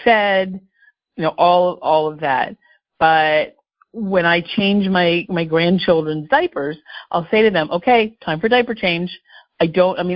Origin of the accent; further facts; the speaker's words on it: Philadelphia, Pennsylvania, United States; also born or lived in Homestead, Florida / Bucks County, Pennsylvania; I grew up in the Philadelphia area, so this still feels like home